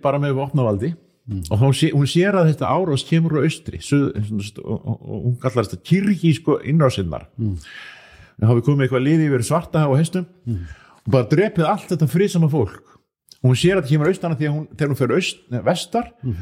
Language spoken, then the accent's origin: Icelandic; Akureyri, Northeastern Region, Iceland; ég er frá Akureyri